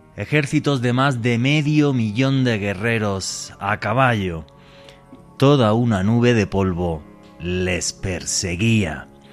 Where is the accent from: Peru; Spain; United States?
Spain; Eastern Andalusia; now in Colombia; Yo que soy andaluz, y esto lo cuento muchas veces, en la región de yo que soy, donde yo soy, de la Andalucía Oriental